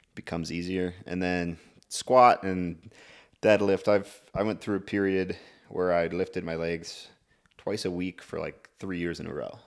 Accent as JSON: {"language": "English", "town": "Clancy", "region": "Montana", "country": "United States", "tie": "born or raised there", "said": "from a small town called Clancy."}